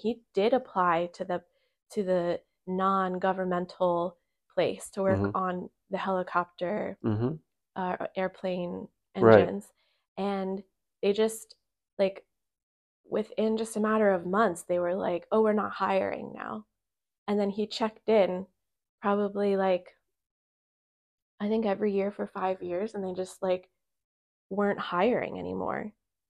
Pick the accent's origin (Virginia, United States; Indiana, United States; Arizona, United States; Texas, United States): Virginia, United States; born there; and then my mom and dad came over here from my birth, and I was born in Virginia.